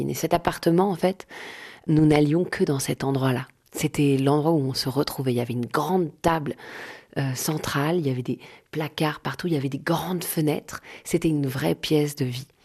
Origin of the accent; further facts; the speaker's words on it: Paris, Île-de-France, France; Je vais vous emmener au 110 rue du Faubourg Poissonnière. C'est là où j'ai grandi. C'était l'appartement de mes parents.